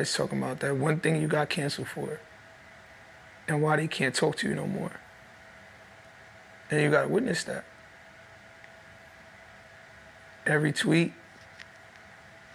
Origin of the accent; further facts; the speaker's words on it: New York City, New York, United States; I'm from Brooklyn